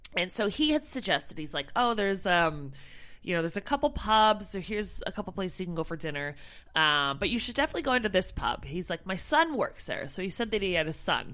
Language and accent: English; Canada; moved away as an adult; now in United Kingdom; I'm from Canada